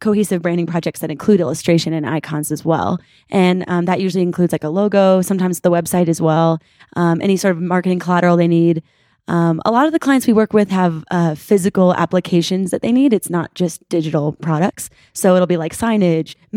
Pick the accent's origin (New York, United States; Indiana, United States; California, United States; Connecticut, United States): New York, United States; moved away; We grew up in New York, and there's a very large Jewish population there.